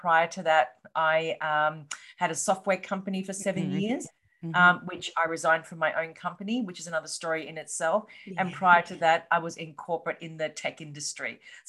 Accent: Australia; accent: Australian; Well, as you said, I'm from Australia, hence the accent. I live in Melbourne.

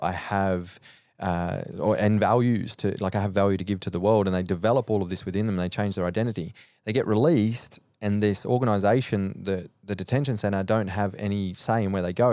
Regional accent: Cobar, New South Wales, Australia; moved away as an adult; also born or lived in Sweden; now in Gold Coast, Australia; growing up in Cobar until I was almost eighteen years old

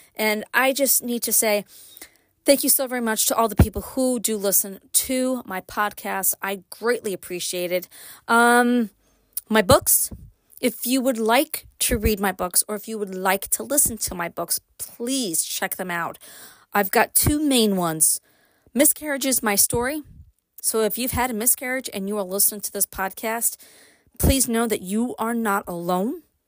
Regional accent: New York City, New York, United States; moved away as an adult; now in Upstate New York, United States; Born and raised in Brooklyn. Like, quite literally born and raised in Brooklyn. Moved to upstate after I got married

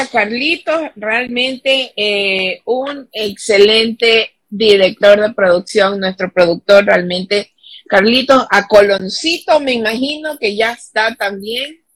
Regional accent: Ecuador

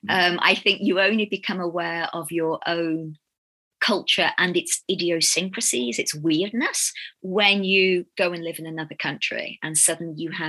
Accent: England, United Kingdom; moved away; also born or lived in Ghana; I come from England

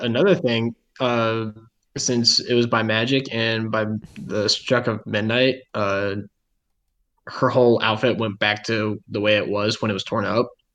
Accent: Midwest, United States; we're from the Midwest

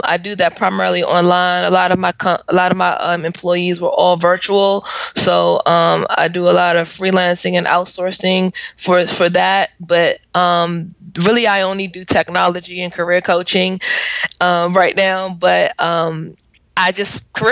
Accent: Washington, District of Columbia, United States; I am from the Washington, D.C. area

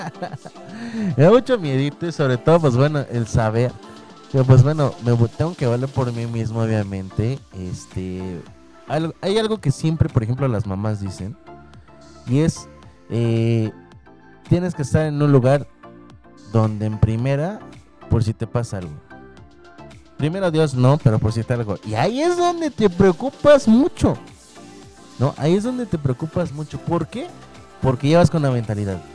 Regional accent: Tampico, Tamaulipas, Mexico; moved away; cuando voy de vacaciones allá a mi tierra, en Tampico, Tamaulipas

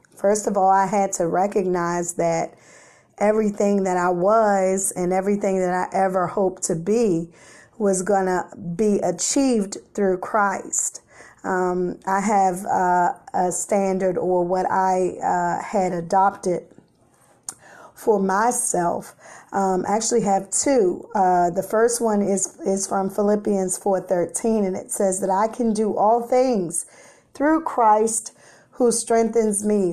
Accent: Washington, District of Columbia, United States; Growing up in the South Side of Washington, D C, yes, the Chesapeake part of the city

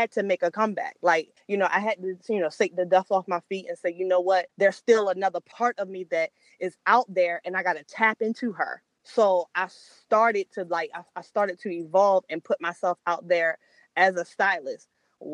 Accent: Salisbury, Maryland, United States; moved away; my hometown, Salisbury, Maryland

